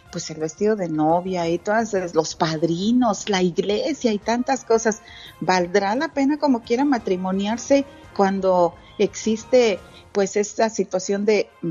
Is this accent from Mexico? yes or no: yes; Santa Catarina, Nuevo León, Mexico; Y luego en mi pueblo, allá en Santa Catarina, Nuevo León